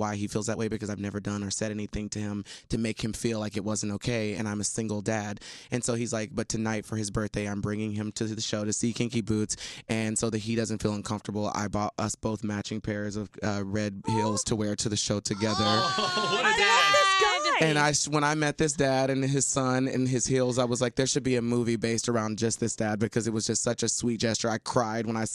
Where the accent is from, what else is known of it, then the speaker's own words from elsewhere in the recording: Texas, United States; moved away; in Texas where I was from.